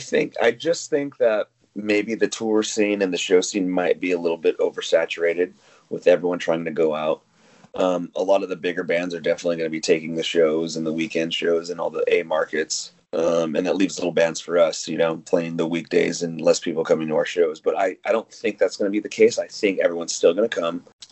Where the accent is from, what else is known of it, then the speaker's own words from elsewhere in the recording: Las Vegas, Nevada, United States; You know, Jake and I came from Vegas. We moved out here, you know, hopped into a boxcar, headed to the West Coast.